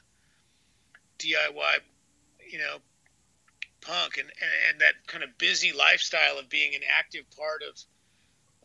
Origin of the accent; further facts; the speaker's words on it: Bay Area, California, United States; growing up in the Bay Area